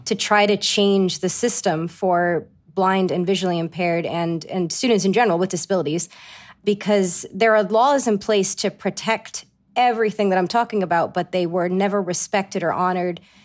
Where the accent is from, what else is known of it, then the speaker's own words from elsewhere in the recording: Johnston, Rhode Island, United States; accent: Rhode Island; moved away as an adult; also born or lived in East Greenwich, Rhode Island; grew up in Johnston. My parents are still in Johnston, and it was just a wonderful place to grow up.